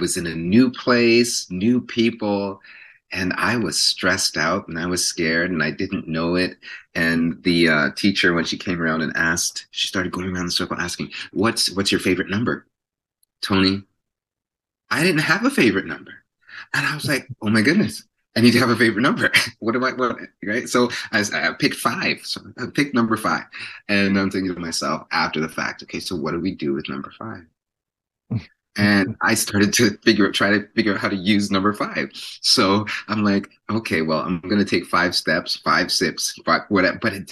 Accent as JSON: {"language": "English", "town": "Toronto", "region": "Ontario", "country": "Canada", "tie": "born or raised there", "said": "was born and raised in Jane and Finch"}